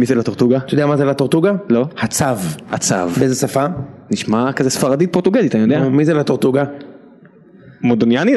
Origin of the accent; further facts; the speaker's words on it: Israel; אנחנו ישראלים